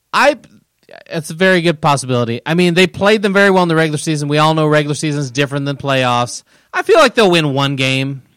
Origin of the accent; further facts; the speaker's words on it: Kansas City, Midwest, United States; now in San Diego, United States; I'm from the Kansas City, Nebraska area